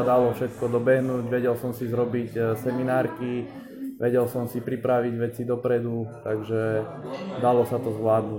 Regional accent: Štôla, Prešov Region, Slovakia; also born or lived in Poprad; No, pochádzam od Popradu, je to malá potatranská dedina, ktorá sa volá Štôla. S tým, že chodil som na 8-ročné gymnázium na Kukučinovej ulici v Poprade

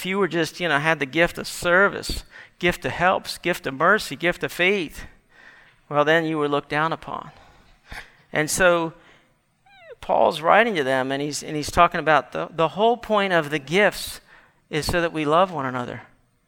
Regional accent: Gaithersburg, Maryland, United States; I grew up in Gaithersburg as a kid

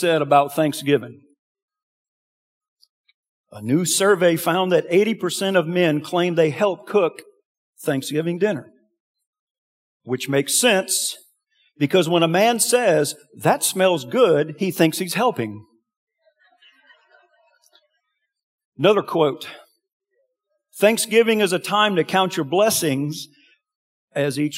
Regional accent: Franklin, Louisiana, United States; now in Lafayette, United States; I'm from Franklin, and we had, my mom had two sisters, one here in Lafayette and one in Franklin where I'm from.

